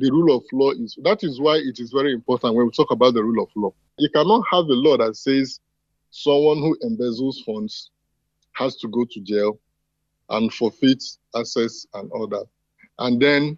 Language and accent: English; South East, Nigeria; I am from the Igbo tribe